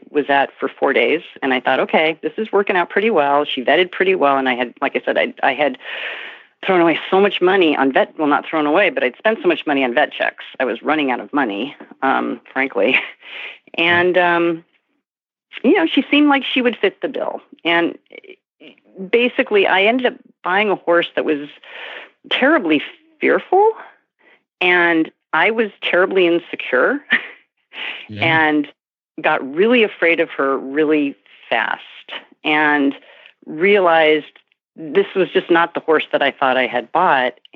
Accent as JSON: {"language": "English", "town": "Santa Monica", "region": "California", "country": "United States", "tie": "born or raised there", "said": "I grew up in Santa Monica, California"}